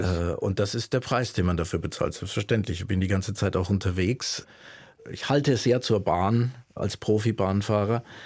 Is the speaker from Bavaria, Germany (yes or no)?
yes; Würzburg, Bavaria, Germany; moved away as an adult; now in Leipzig, Germany; bin ich groß geworden in Franken